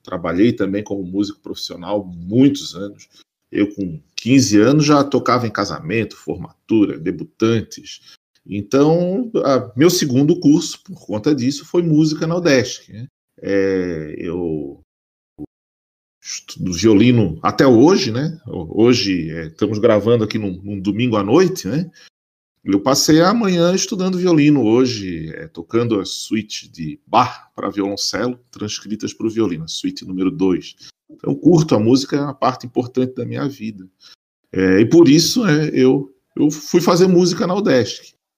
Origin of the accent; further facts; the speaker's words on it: Florianópolis, Santa Catarina, Brazil; eu sou nascido, criado em Floripa